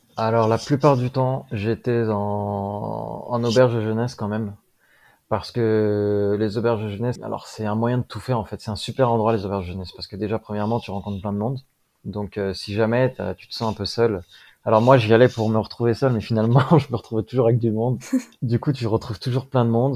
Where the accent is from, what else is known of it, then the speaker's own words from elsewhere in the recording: France; qu'on a nous en Europe ou en France